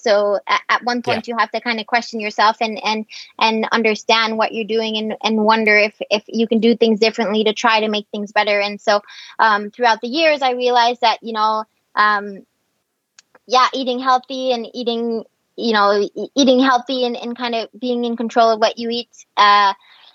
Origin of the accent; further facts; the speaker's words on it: Quebec, Canada; I'm from Quebec